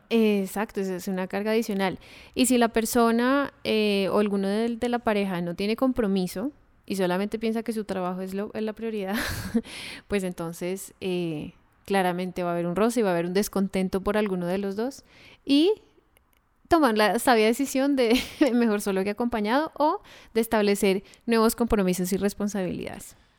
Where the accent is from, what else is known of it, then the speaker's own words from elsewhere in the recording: Colombia; nosotros dos somos colombianos